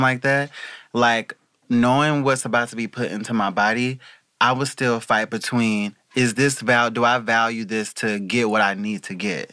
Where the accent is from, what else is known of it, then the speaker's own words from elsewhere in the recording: the South, United States; now in Los Angeles, United States; I'm from the South